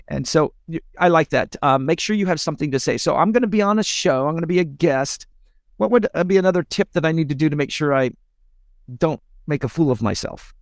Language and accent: English; United States; I'm an American